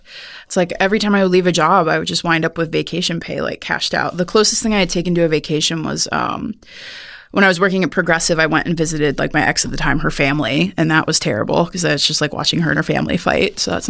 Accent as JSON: {"language": "English", "region": "Midwest", "country": "United States", "said": "I'm from the Midwest, and so, you know, I wasn't used to not having a job."}